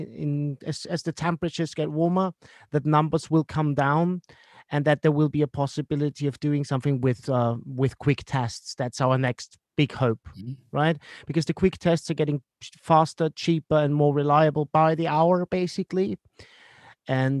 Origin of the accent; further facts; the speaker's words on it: Vienna, Austria; my hometown, and that is Vienna